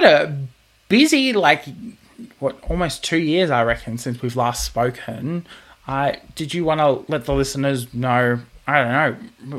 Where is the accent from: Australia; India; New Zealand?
Australia; Queensland; moved away as an adult; now in Victoria, Australia; I'm come from Bogan, Queensland, where, you know, we play rugby and fight crocodiles for a living.